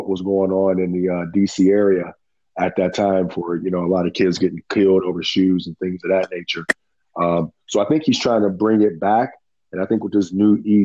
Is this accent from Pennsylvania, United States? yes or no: yes; Pittsburgh, Pennsylvania, United States; moved away as an adult; now in Maryland, United States; I'm from Pittsburgh, PA. I moved down here to Maryland in 95.